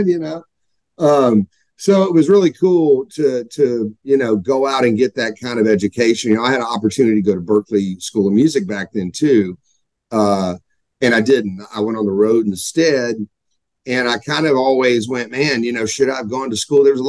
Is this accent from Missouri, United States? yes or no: no; Dallas, Texas, United States; moved away as an adult; also born or lived in Shreveport, Louisiana / Los Angeles / New York; now in Nashville, United States; growing up in Texas, I was very fortunate